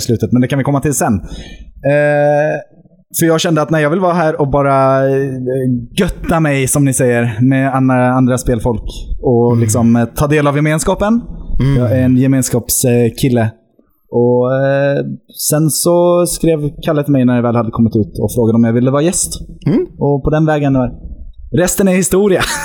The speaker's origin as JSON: {"language": "Swedish", "town": "Mariefred", "region": "Södermanland", "country": "Sweden", "tie": "born or raised there", "also_born_or_lived": "Norway", "moved": "yes", "said": "därifrån kommer jag, för born and raised så att säga."}